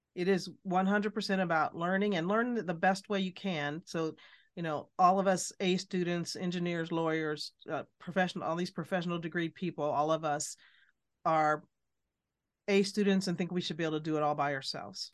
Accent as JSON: {"language": "English", "region": "Alabama", "country": "United States", "tie": "born or raised there", "also_born_or_lived": "Midwest", "moved": "yes", "said": "I was born in Alabama, lived in the Midwest"}